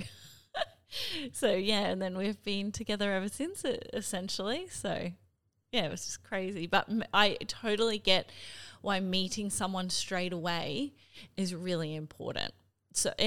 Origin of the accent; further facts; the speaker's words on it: Cairns, Queensland, Australia; now in Brisbane, Australia; I'm from Cairns originally, I'm gonna fly home to Cairns